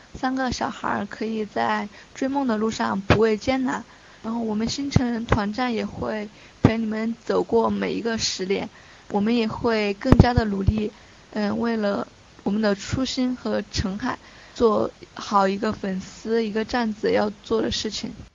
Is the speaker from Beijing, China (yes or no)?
no; Chongqing, China; 我是重庆人